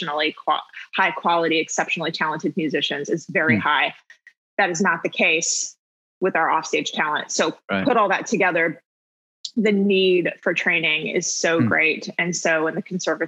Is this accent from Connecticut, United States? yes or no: no; Houston, Texas, United States; I grew up in Houston. I played in the Houston Youth Symphony